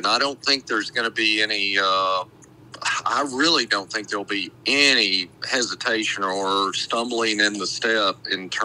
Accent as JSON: {"language": "English", "town": "Abilene", "region": "Texas", "country": "United States", "tie": "born or raised there", "said": "I was born in 1957, and so I grew up in the Abilene area from then on"}